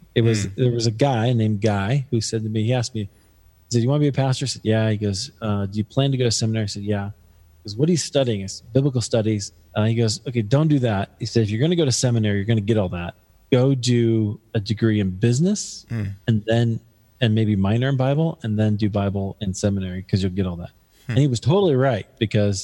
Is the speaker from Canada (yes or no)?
no; Des Moines, Iowa, United States; now in Denver, United States; my hometown of Des Moines, Iowa